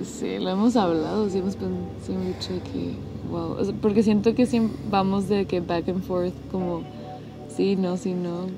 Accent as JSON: {"language": "Spanish", "town": "Monterrey", "region": "Nuevo León", "country": "Mexico", "moved": "as an adult", "lives_now": "McAllen, United States", "said": "los dos somos de Monterrey"}